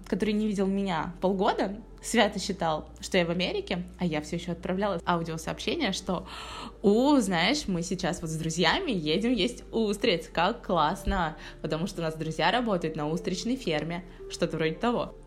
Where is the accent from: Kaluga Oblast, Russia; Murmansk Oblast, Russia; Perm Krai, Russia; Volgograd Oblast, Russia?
Volgograd Oblast, Russia; Volgograd; moved away as an adult; also born or lived in Saint Petersburg / United States; Я переехала в начале февраля из Петербурга обратно в свой родной город, Волгоград